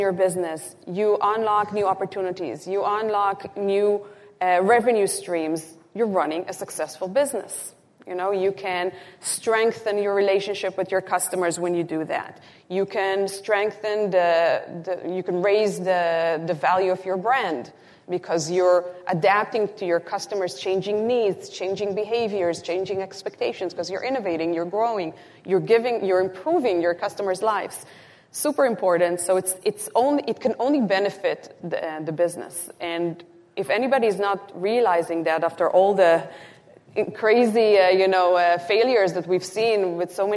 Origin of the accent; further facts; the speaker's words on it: Israel; moved away; I'm originally from Israel